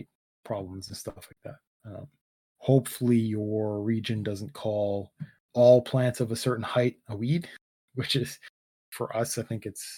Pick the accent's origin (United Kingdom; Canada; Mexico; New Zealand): Canada; I'm Canadian.